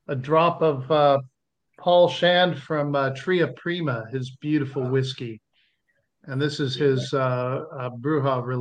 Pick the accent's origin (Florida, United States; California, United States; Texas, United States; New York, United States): California, United States; Southern; moved away as an adult; now in Northern Rivers, Australia; I'm from Southern California originally